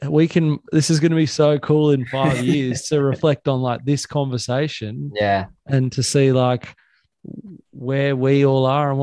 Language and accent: English; Sydney, New South Wales, Australia; moved away as an adult; now in Pottsville, Australia; where I grew up on the Northern Beaches